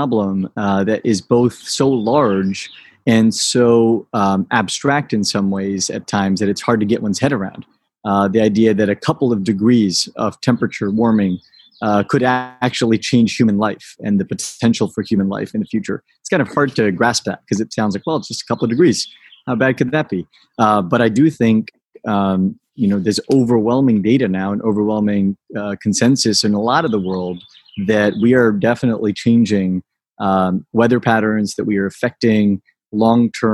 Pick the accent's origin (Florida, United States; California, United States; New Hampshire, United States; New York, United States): California, United States; Fresno; moved away; also born or lived in Boston; I grew up in the Central Valley in California in an ag town called Fresno.